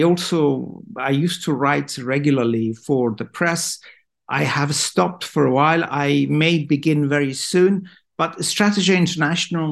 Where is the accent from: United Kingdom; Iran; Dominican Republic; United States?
Iran; in Iran, we have a saying